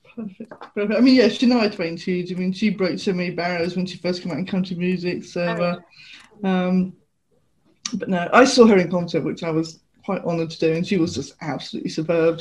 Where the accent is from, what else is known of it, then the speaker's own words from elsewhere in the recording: United Kingdom; growing up in the UK